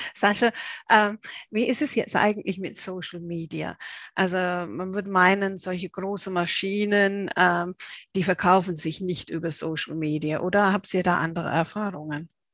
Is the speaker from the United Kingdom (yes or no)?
yes; England, United Kingdom; ich als Engländerin